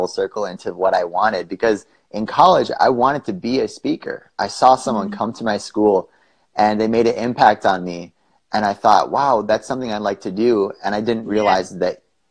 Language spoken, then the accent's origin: English; Wisconsin, United States; moved away as an adult; now in Arizona, United States; I grew up in Wisconsin and moved to Arizona a couple years ago.